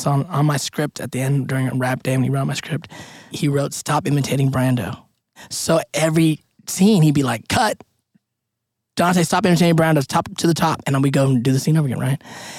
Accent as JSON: {"language": "English", "country": "Philippines", "said": "What do you need? I'm Filipino. We have it all in us."}